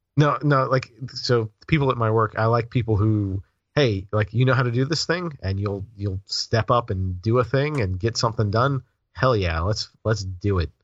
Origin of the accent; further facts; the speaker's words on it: the South, United States; I grew up in the South